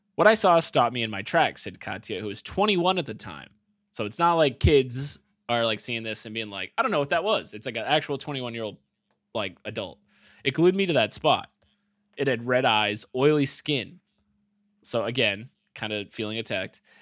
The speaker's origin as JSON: {"language": "English", "country": "United States", "said": "But I'm American"}